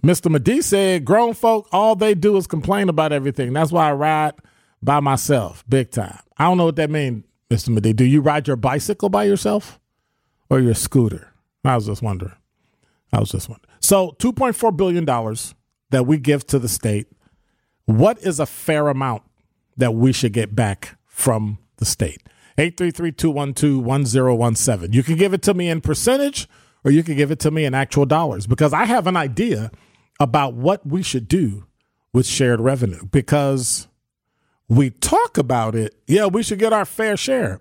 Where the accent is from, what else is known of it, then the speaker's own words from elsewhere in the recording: Wisconsin, United States; our sense of being a Wisconsinite